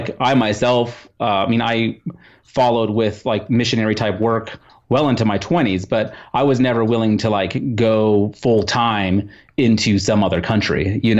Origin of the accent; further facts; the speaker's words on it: Netherlands; born there; my family's from the Netherlands. I was born in the Netherlands